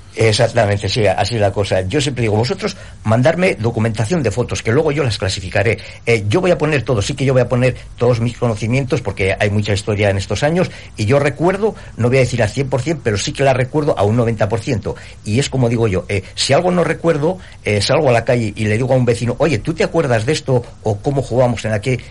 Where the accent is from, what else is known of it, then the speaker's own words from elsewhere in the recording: Ausejo, La Rioja, Spain; la gente de mi pueblo